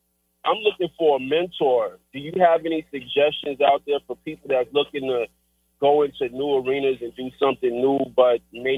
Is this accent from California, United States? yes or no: no; Riverdale, Georgia, United States; I was raised in Riverdale, Georgia